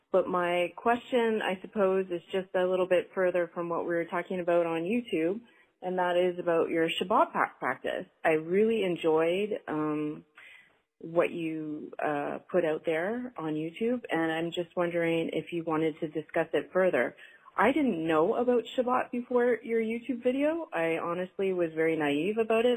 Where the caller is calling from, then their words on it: Canada; I'm calling from Canada.